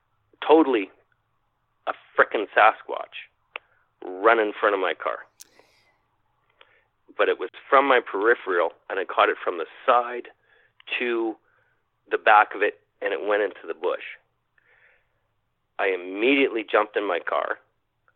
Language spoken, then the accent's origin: English; Winnipeg, Manitoba, Canada; I'm from Winnipeg